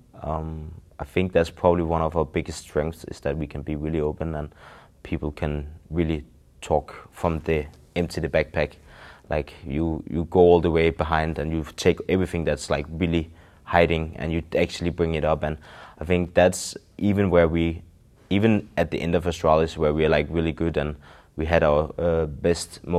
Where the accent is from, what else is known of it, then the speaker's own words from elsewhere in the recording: Denmark; first language Danish; English is a second language; when we're speaking Danish